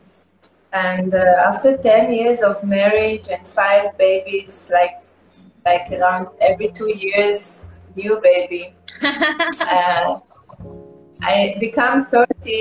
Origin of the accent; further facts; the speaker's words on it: Israel; English is a second language; I'm Jewish, like I grew up and I'm from Israel